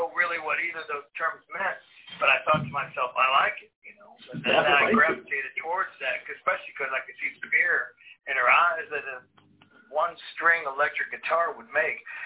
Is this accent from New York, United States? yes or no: no; Indiana, United States; I grew up in Indiana in the 70s and 80s.